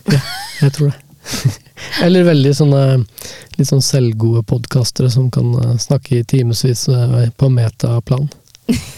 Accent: Hamar, Innlandet, Norway; now in Oslo, Norway; jeg er jo oppvokst på bygda i Hamar, utenfor Hamar

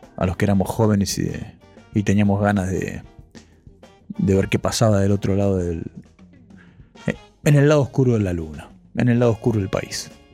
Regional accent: Ituzaingó, Buenos Aires Province, Argentina; born or raised there

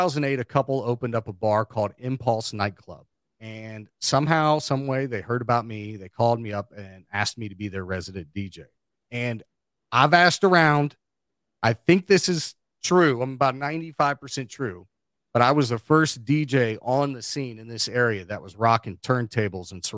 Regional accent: Cincinnati, Ohio, United States; now in Charleston, West Virginia, United States; I'm from Ohio and I am from Cincinnati

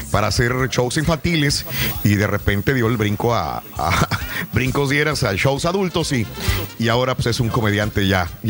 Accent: Monclova, Coahuila, Mexico; Soy de Monclova, sí, es que si no lo aguantan es muy irreverente

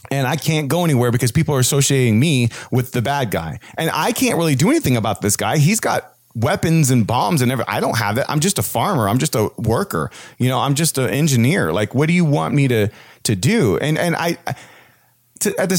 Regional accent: United States; as an American because I have a lot of freedoms in my country

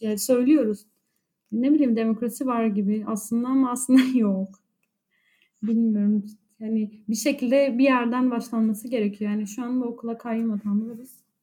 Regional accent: Cizre, Şırnak Province, Turkey; moved away; ben Cizreliyim

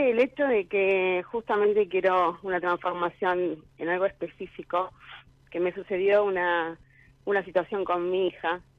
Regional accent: Quilmes, Buenos Aires Province, Argentina; De Quilmes.

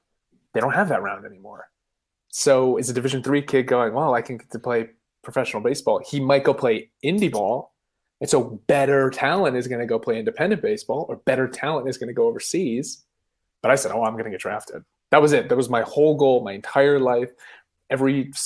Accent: Phoenix, Arizona, United States; also born or lived in Connecticut / Tucson, Arizona / San Antonio, Texas; I'm born and raised in Arizona

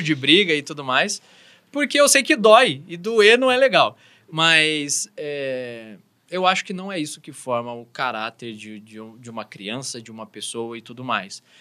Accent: São Paulo, Brazil; eu sou de São Paulo

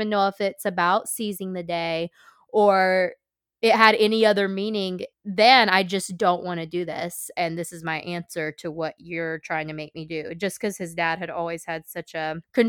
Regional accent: the South, United States; I'm from the South. We say theater.

